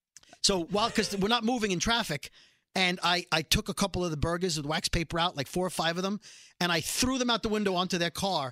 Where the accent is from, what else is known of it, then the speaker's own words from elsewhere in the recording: New York City, New York, United States; I'm from Brooklyn.